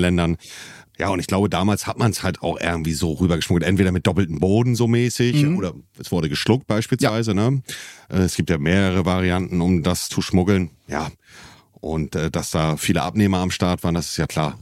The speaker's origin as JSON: {"language": "German", "region": "Hamburg area", "country": "Germany", "said": "als Hamburger oder als jemand, der aus der Ecke Hamburg kommt"}